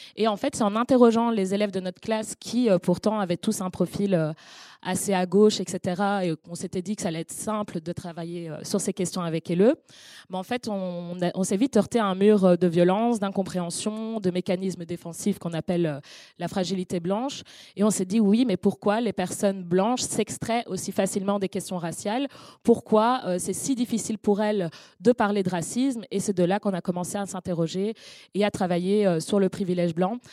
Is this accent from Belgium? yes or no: yes; Brussels, Brussels-Capital Region, Belgium; je suis née à Bruxelles